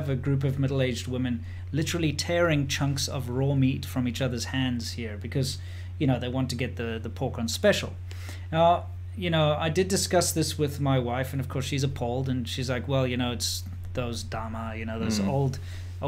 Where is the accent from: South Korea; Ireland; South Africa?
South Africa; now in China